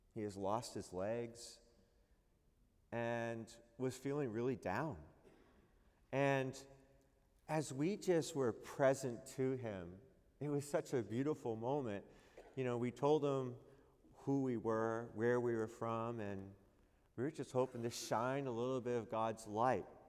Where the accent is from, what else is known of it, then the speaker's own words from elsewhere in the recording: New England, United States; I am from New England